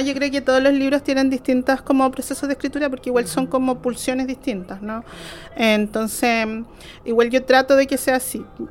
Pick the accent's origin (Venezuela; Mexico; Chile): Chile; crecí en Lafken Mapu, que es la comunidad donde viven mis abuelos.